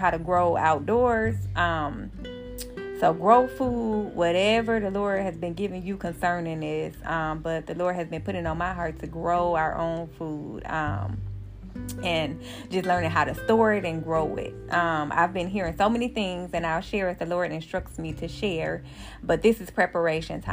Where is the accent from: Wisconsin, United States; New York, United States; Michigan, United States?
Wisconsin, United States; Milwaukee; my hometown, Milwaukee, Wisconsin